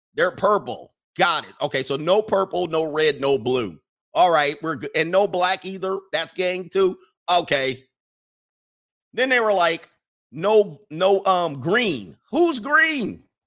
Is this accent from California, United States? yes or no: yes; Southern California, United States; I'm from Southern California, the, the Valley